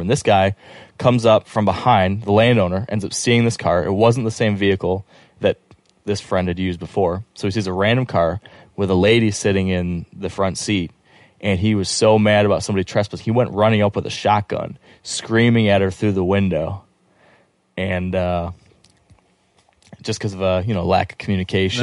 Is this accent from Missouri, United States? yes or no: no; Michigan, United States; I'm from Michigan